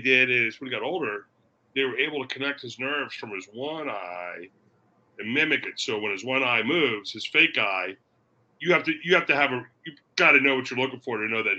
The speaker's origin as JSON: {"language": "English", "town": "Daytona Beach", "region": "Florida", "country": "United States", "tie": "born or raised there", "said": "I grew up in Daytona Beach, Florida"}